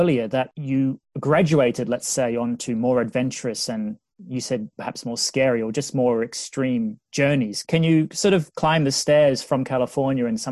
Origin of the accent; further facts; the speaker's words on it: Australia; moved away as an adult; now in United Kingdom; where I grew up in Australia.